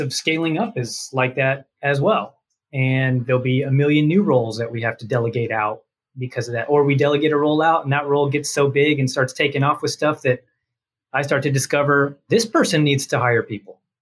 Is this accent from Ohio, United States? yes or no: no; Dallas, Texas, United States; accent: Texas; Born and raised in Dallas suburbs